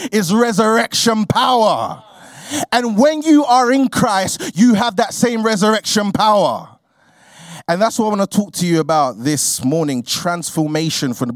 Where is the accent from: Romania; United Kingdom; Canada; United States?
United Kingdom; London; I grew up in a place called Peckham, which is in southeast London